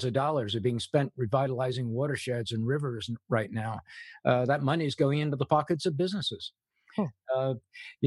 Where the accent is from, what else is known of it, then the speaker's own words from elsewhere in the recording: England, United Kingdom; moved away; I grew up in England. My mother was a war bride, so she was English